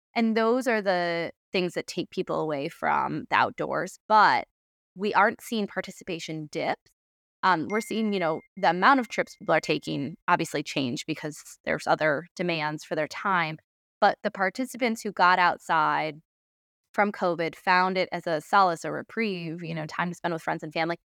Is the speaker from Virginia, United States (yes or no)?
no; Adirondacks, New York, United States; now in Baltimore, United States; I grew up in the Adirondacks